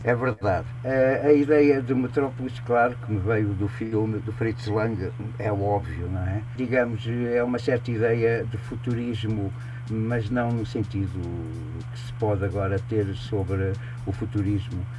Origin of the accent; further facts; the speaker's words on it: Angola; moved away; nasci em África, nasci na selva, nasci no mato mesmo